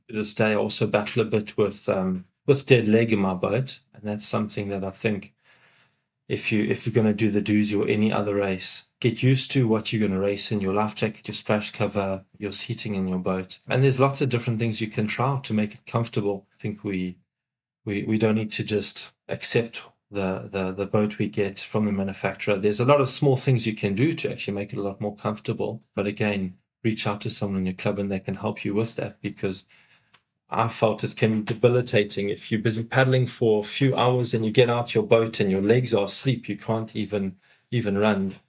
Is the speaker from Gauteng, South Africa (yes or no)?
no; Pietermaritzburg, KwaZulu-Natal, South Africa; moved away; growing up in Pietermaritzburg